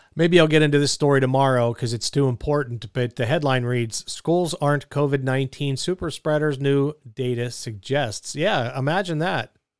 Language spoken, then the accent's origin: English; Pittsburgh, Pennsylvania, United States; being from Pittsburgh